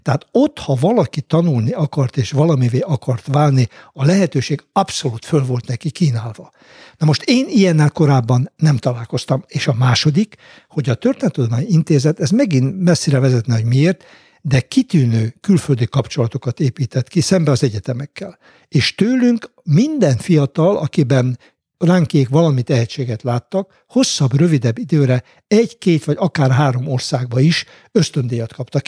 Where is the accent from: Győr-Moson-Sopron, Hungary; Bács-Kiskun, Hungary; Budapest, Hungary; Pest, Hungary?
Bács-Kiskun, Hungary; Homokmégy; én mindenhol úgy lettem anyakönyvezve, hogy én homokményen születtem